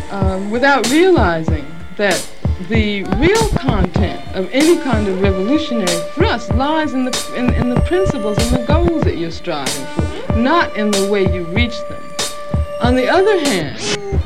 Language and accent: English; Birmingham, Alabama, United States; moved away; also born or lived in Los Angeles; I grew up in Birmingham, Alabama